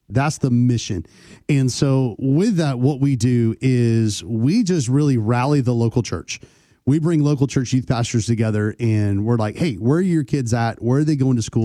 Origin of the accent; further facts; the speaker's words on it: Texas, United States; moved away; I grew up in Texas, so, a little bit Bible Belt.